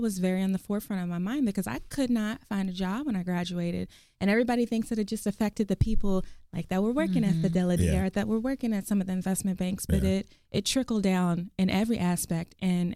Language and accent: English; Garland, Texas, United States; also born or lived in Oklahoma City, Oklahoma; we moved down here when I was younger. And then I grew up in Garland, Texas. I went to Garland High School